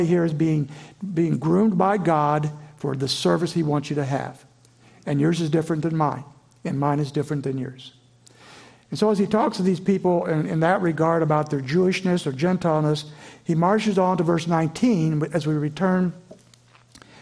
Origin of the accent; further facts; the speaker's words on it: Indiana, United States; moved away as an adult; also born or lived in Virginia; I grew up in Flatland, Indiana